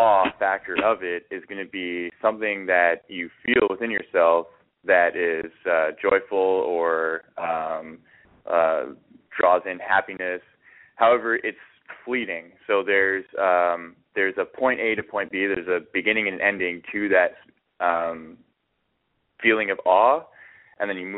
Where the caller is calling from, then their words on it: Edmonton, Alberta, Canada; I'm calling in from Edmonton, Alberta, Canada